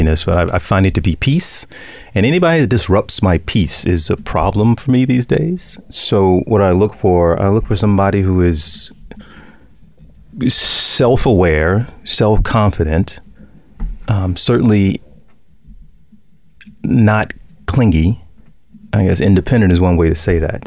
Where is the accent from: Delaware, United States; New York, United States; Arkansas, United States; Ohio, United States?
Arkansas, United States; moved away as an adult; I had an opportunity to go back to Little Rock, to my home state, at least Arkansas